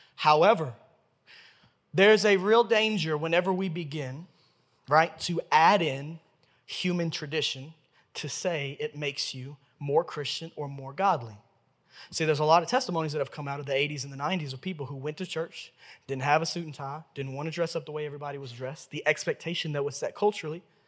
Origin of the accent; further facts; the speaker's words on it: Memphis, Tennessee, United States; I was born and raised right here in Memphis, Tennessee